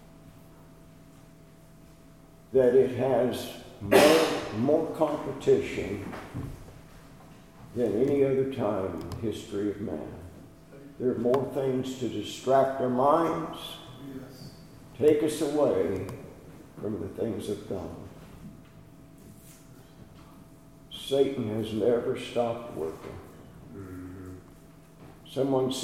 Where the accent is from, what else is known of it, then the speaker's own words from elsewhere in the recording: California, United States; moved away; I grew up in California